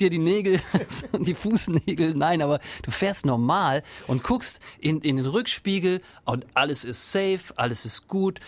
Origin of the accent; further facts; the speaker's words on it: eastern Germany, Germany; ich komme aus dem Osten halt